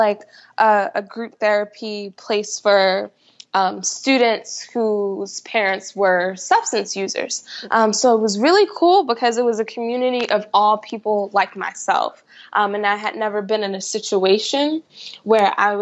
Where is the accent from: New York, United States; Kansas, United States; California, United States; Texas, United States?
New York, United States; New York City; moved away as an adult; now in Virginia, United States; I grew up in Queens, New York, and I spent the majority of my life there.